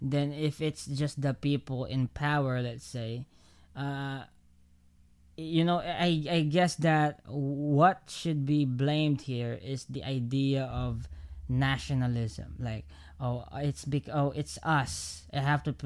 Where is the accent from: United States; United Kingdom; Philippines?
Philippines; as a Filipino